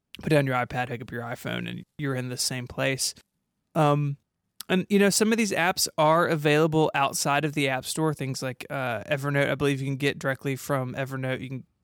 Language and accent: English; the South, United States; I'm from the South